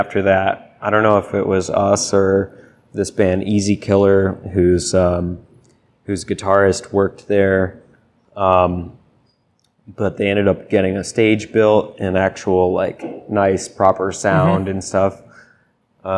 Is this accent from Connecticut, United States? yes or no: yes; Deep River, Connecticut, United States; Deep River, Connecticut